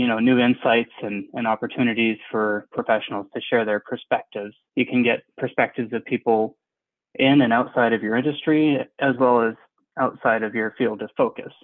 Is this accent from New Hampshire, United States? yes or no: yes; New Hampshire, United States; also born or lived in Hopkinton, Massachusetts / Shenzhen, China; I was born and raised up in New Hampshire in the United States.